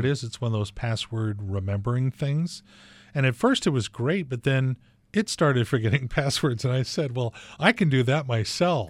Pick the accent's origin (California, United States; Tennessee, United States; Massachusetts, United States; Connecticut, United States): California, United States; Torrance; moved away as an adult; also born or lived in Washington; we came up from Torrance, California together and went to the University of Washington